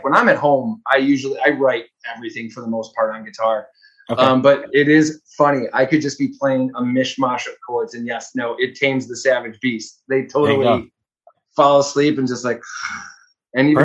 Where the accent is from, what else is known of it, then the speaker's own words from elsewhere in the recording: Crestwood, Illinois, United States; also born or lived in Chicago; I'm from Crestwood, Illinois